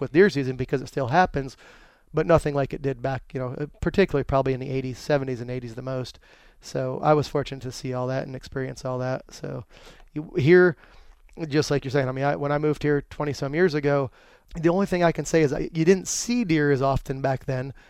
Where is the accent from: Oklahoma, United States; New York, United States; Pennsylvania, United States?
Pennsylvania, United States; Dushore; moved away as an adult; now in North Carolina, United States; growing up in Pennsylvania